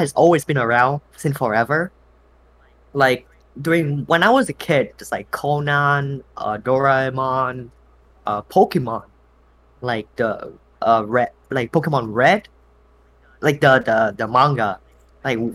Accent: Vietnam; moved away; I was born and raised in Vietnam

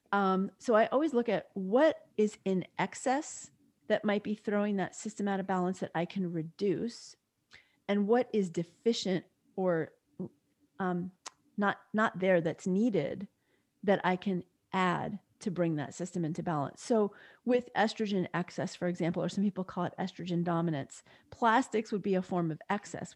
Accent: New York, United States; I grew up in New York and spent the summers often at my grandparents' house

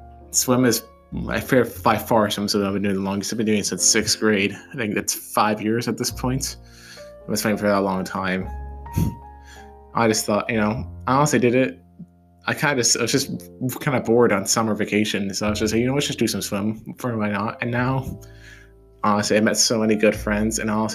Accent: Hawaii, United States; born there; I'd say I was born in Hawaii. And a lot of people don't know that, but it's a pretty cool place.

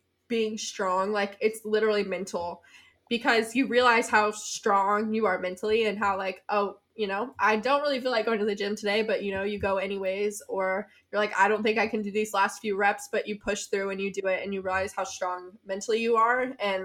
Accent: Tennessee, United States; moved away as an adult; also born or lived in South Carolina; I went to University of South Carolina and I'm from Tennessee.

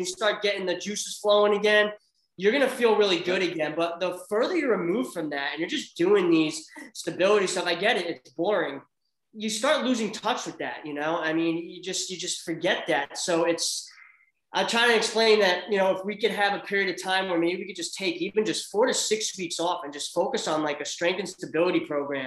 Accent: New Jersey, United States; I grew up in Central Jersey

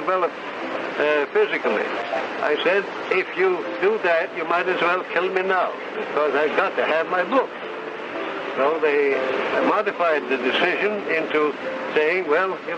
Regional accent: Philadelphia, Pennsylvania, United States; also born or lived in England; I came across the ocean from England to the United States, the family settling in Philadelphia. I there attended the public schools and the Boys Central High School

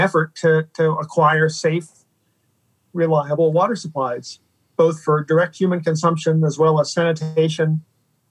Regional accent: East Coast of the United States, United States; moved away as an adult; also born or lived in Seattle; now in California, United States; So originally I'm from the East Coast of the United States.

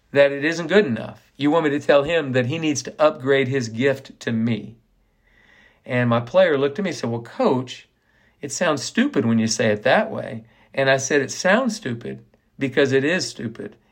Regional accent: Ponca City, Oklahoma, United States; now in Waco, United States; My dad was the professional at the Ponca City Country Club all my years growing up in Ponca City, Oklahoma

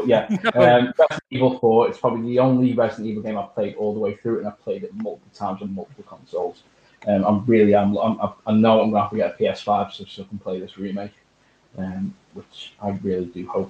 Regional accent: United Kingdom; we are British.

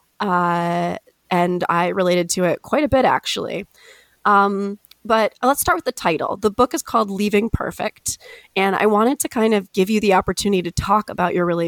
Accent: East Lansing, Michigan, United States; my hometown of East Lansing, Michigan

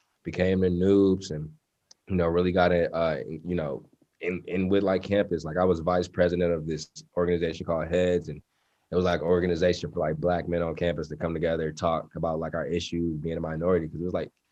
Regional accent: Inkster, Michigan, United States; I grew up in Inkster

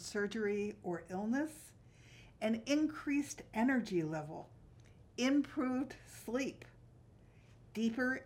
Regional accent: Yardley, Pennsylvania, United States; I grew up in Yardley, Pennsylvania, and I was lucky because I lived next door to a field

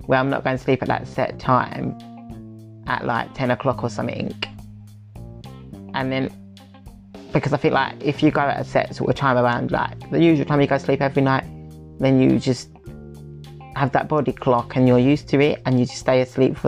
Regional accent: Essex, East of England, United Kingdom; I'm from Essex

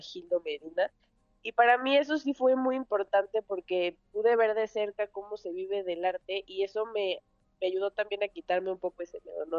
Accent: Mexico City, Mexico; Yo nací aquí en la Ciudad de México, soy la más grande de tres hermanos

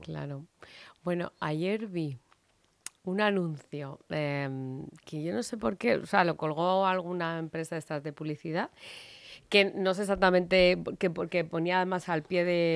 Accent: Madrid, Community of Madrid, Spain; en mi tierra, en aquí, en Madrid, Spain

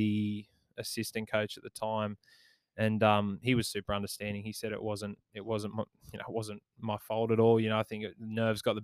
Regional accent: Maitland, New South Wales, Australia; my hometown club, the Maitland Mustangs

